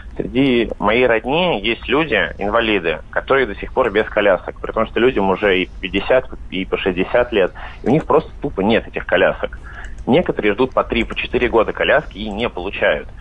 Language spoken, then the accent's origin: Russian; Vladimir, Vladimir Oblast, Russia; Я сам вообще из Владимира